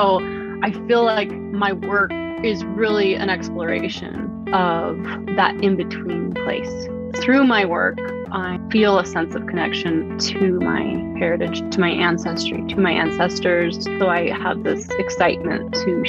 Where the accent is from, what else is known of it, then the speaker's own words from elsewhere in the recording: Pagosa Springs, Colorado, United States; I'm currently living in the Southwest, where I grew up here in Pagosa Springs, Colorado